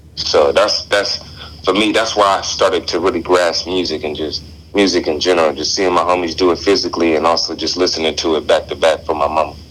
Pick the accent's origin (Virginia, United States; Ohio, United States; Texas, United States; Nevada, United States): Nevada, United States; Las Vegas; moved away as an adult; now in Eugene, United States; growing up in Las Vegas, I'm from Las Vegas, Nevada